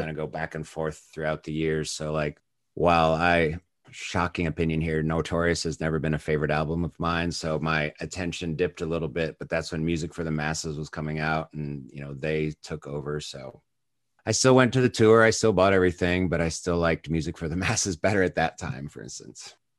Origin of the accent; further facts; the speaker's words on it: United States; I probably got into them as early as an American could through M T V